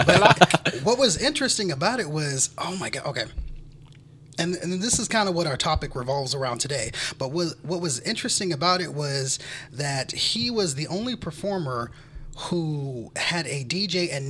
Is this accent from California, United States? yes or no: yes; California, United States; I'm from California.